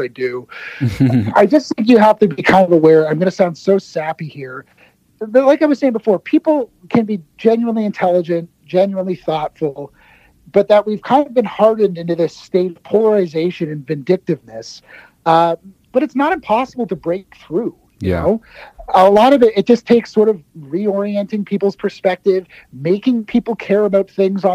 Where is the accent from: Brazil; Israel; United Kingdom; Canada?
Canada; I'm a Canadian